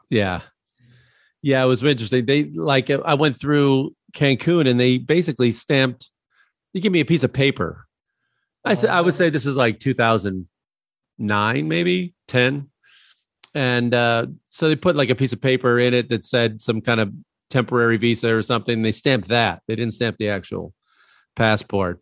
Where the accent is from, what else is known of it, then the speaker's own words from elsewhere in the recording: Midwest, United States; Growing up in the Midwest